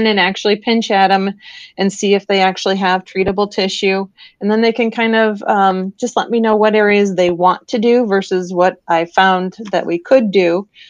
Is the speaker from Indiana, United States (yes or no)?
no; northern Illinois, United States; now in Florida, United States; I grew up in Illinois.